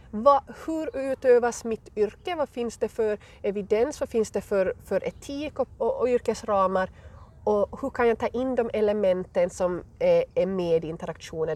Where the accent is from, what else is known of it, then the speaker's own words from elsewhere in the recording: west coast of Finland, Ostrobothnia, Finland; accent: Finland Swedish; moved away as an adult; also born or lived in Arizona, United States; now in Colorado, United States; jag kommer alltså från eh, Finlands västkust, från Österbotten, men hamnade här eh, för nästan tio år sedan.